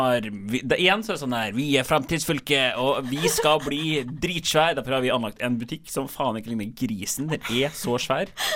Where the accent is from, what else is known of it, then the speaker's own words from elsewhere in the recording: Trondheim, Trøndelag, Norway; moved away; jeg kommer fra Trondheim, der man ikke har russebusser eller vans